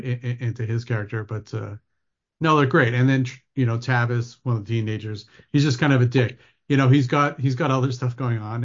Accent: Ontario, Canada; moved away as an adult; also born or lived in Vancouver; I grew up in Ontario, so I grew up as, like, a Tim Hortons kid

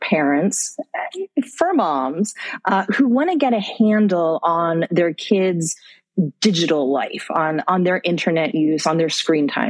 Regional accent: United States; moved away as an adult; also born or lived in London / Middle East; now in Malaysia; I'm an American, but I live in Malaysia and I've been living there for almost 15 years

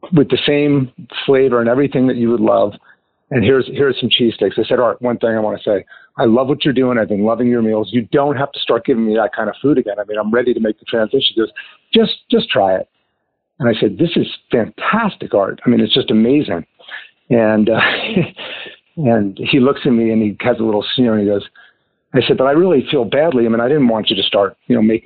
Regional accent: New Jersey, United States; accent: Jersey; moved away as an adult; also born or lived in California; now in Park City, United States; I grew up in New Jersey and was really an East Coast guy

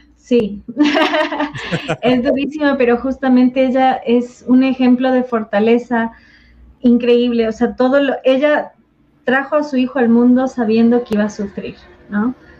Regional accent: southern Ecuador, Ecuador; los cañaris del sur de Ecuador

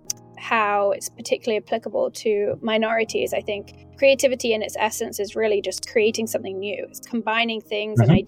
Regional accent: London, United Kingdom; now in New York, United States; So I grew up in London. I'm from the UK. I now live in New York.

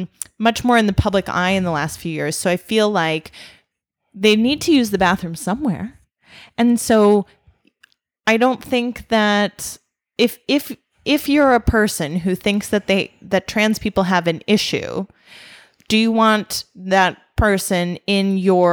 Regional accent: Wisconsin, United States; I grew up in Wisconsin

